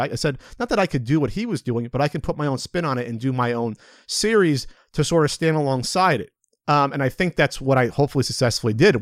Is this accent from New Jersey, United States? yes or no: yes; New Jersey, United States; moved away; also born or lived in West Coast; we're both from New Jersey. Uh, he's from Southern Jersey. I was from Central Jersey